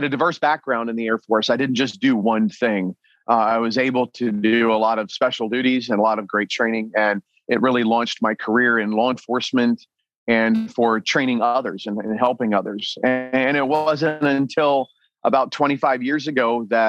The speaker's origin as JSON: {"language": "English", "town": "New Castle", "region": "Delaware", "country": "United States", "tie": "born or raised there", "moved": "yes", "lives_now": "New Mexico, United States", "said": "I grew up in a little town called Newcastle, Delaware"}